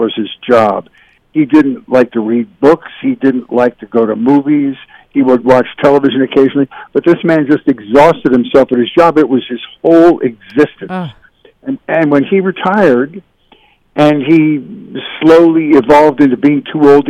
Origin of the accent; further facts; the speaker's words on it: Philadelphia, Pennsylvania, United States; moved away as an adult; also born or lived in Syracuse, New York / Buffalo, New York; now in California, United States; I grew up in Philadelphia, Pennsylvania, suburban Philadelphia.